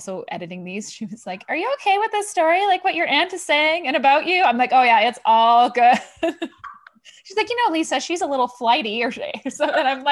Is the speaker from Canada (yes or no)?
yes; Thunder Bay, Ontario, Canada; moved away; I'm from Thunder Bay